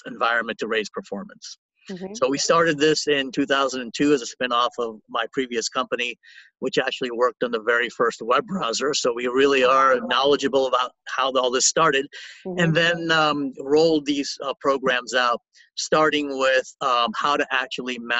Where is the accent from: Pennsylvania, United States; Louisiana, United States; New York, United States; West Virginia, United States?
Louisiana, United States; New Orleans; I was born and raised in New Orleans